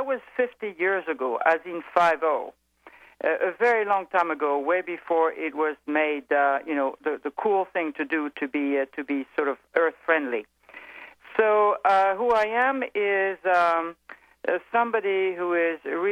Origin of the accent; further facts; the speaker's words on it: France; accent: French; English is a second language; moved away; I'm evidently French. I think everybody has picked that up from my accent.